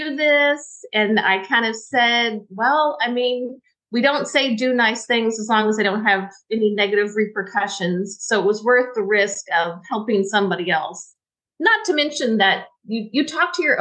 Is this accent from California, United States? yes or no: no; Corpus Christi, Texas, United States; I grew up in Texas on the coast in Corpus Christi